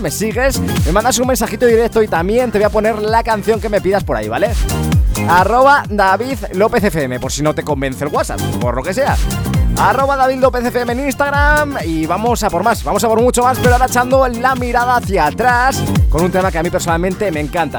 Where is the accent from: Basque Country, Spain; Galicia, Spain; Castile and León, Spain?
Castile and León, Spain; Ávila; now in Madrid, Spain; soy, soy de Ávila, pero vivo aquí en Madrid